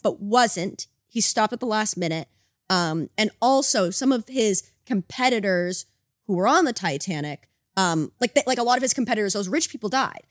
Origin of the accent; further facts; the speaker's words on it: United States; now in Canada; I grew up in America